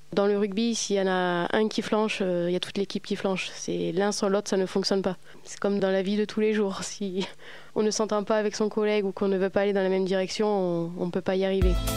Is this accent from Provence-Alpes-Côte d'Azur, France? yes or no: yes; Toulon, Provence-Alpes-Côte d'Azur, France; J'ai grandi à Toulon, né à Toulon, grandi à Toulon, même quartier